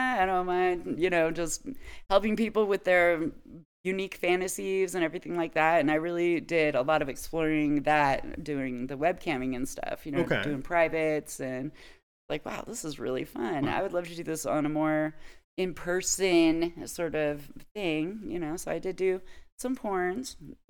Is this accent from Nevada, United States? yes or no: yes; Nevada, United States; I grew up little in Nevada